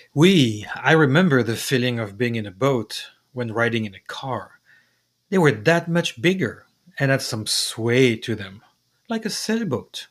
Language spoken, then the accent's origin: English; France; moved away; the town festival, La Fête de la Madeleine, when you first attending attended in my hometown